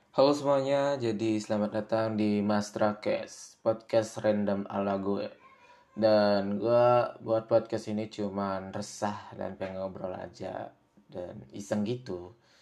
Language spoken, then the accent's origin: Indonesian; Karangasem Regency, Bali, Indonesia; gua itu dari Bali ya. Dari Bali, tepatnya di Kabupaten Karangasem